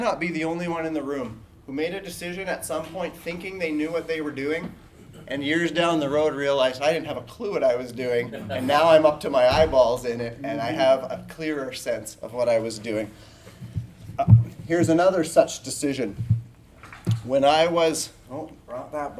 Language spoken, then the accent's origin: English; Canada; I am from Canada. I'm in the province of Saskatchewan, north of North Dakota.